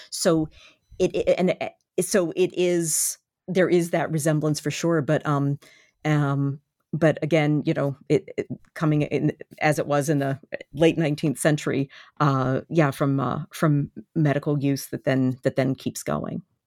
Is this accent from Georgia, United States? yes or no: no; Baltimore, Maryland, United States; it is my, uh, my hometown